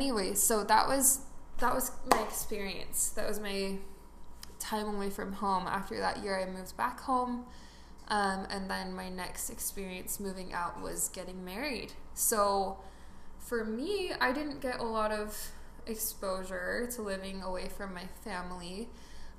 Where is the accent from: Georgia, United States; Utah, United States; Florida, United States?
Utah, United States; Utah Valley, United States; I grew up in Utah Valley